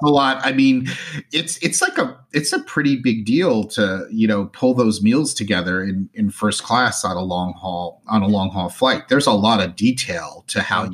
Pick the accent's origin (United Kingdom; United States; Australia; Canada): United States; New Jersey; moved away; I'm originally from New Jersey.